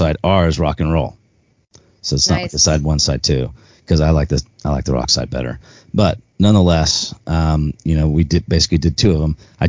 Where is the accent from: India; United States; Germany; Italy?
United States; Texas; But I grew up here in Texas. I grew up around country music.